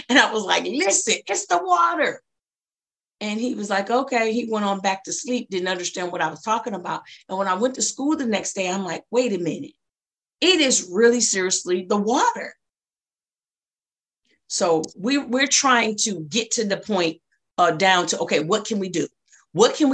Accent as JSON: {"language": "English", "town": "Flint", "region": "Michigan", "country": "United States", "tie": "born or raised there", "also_born_or_lived": "Ypsilanti, Michigan", "lives_now": "Detroit, United States", "said": "I went to elementary school in Flint, moved away from middle school, came back my last year of high school"}